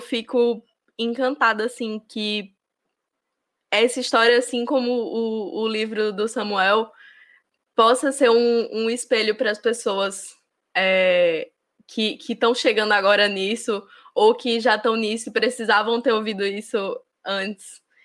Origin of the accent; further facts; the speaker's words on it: interior of Rio Grande do Norte, Brazil; moved away; numa cidade do interior do Rio Grande do Norte, que é a cidade de onde eu vim